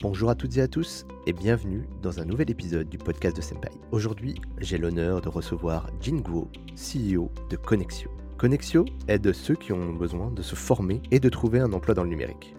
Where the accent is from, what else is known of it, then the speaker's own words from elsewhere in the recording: France; les Français natifs